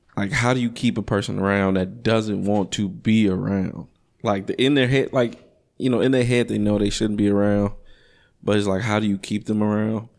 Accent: Chicago, Illinois, United States; growing up in Chicago, it, it's a very, it's a, it's a pimp heavy, pimp heavy culture

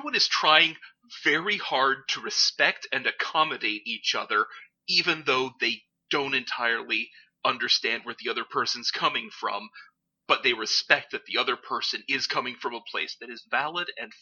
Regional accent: United States; the ones that I grew up with in the States

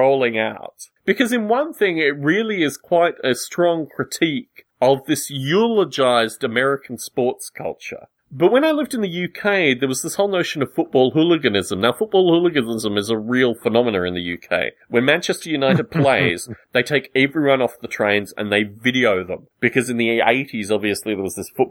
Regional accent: Australia; moved away; one of the many reasons that I left Australia

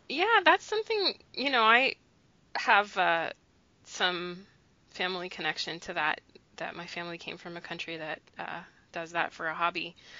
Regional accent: United States; I was born in the United States, okay, but but my family's from another country

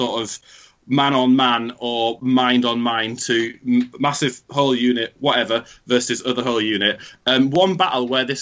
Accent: United Kingdom; we're British

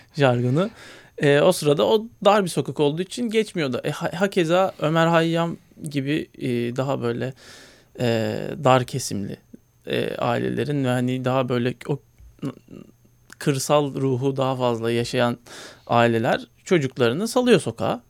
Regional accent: Istanbul, Turkey; hayatımın ilk 7 senesini Bakırköy'de geçirdim.

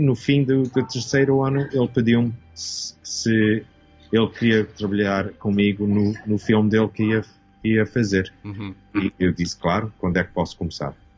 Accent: Toronto, Ontario, Canada; nasci aqui em Canadá. Meus pais eram portugueses, o meu, uh, o meu pai veio a Canadá nos fins dos 50 e a minha mãe veio no 64. Uhum e eu nasci em 65 aqui em Toronto

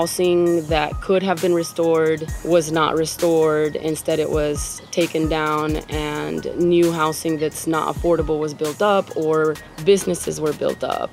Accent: Venezuela; also born or lived in Miami / South Florida; now in New Orleans, United States; I'm from Venezuela

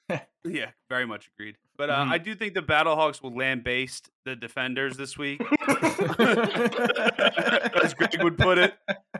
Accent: St. Louis, Missouri, United States; I'm just happy my hometown of St. Louis came out and did the deed.

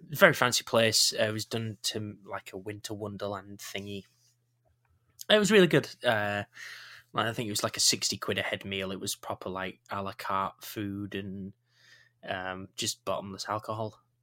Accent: Yorkshire and the Humber, United Kingdom; I'm a Yorkshireman.

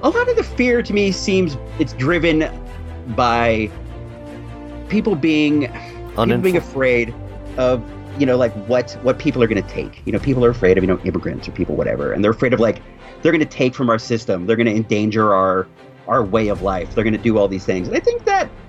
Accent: California, United States; also born or lived in Illinois; When I was a kid, I grew up in Illinois. We didn't move to California until I was in the fourth grade

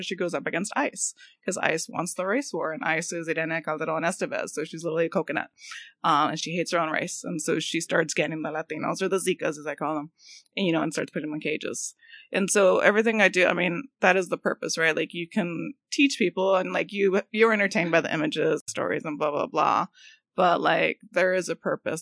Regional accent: Los Angeles, California, United States; I'm from Boyle Heights

